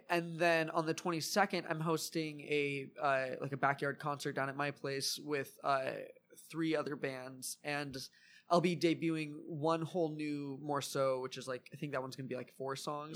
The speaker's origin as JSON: {"language": "English", "town": "Wrightwood", "region": "California", "country": "United States", "tie": "born or raised there", "also_born_or_lived": "Lakewood, California", "moved": "yes", "lives_now": "Long Beach, United States", "said": "I grew up in the mountains, so I grew up in Wrightwood for a while"}